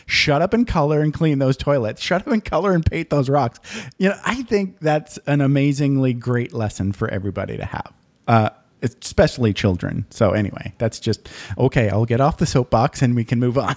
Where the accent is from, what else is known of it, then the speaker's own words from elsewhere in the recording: Michigan, United States; I grew up in Michigan